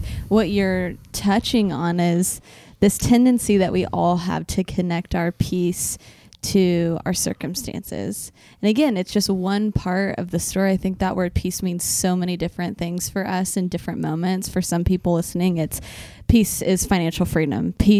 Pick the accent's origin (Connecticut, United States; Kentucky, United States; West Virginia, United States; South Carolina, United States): Kentucky, United States; Louisville; Jordan and I were working at the church that we grew up in Louisville, Kentucky.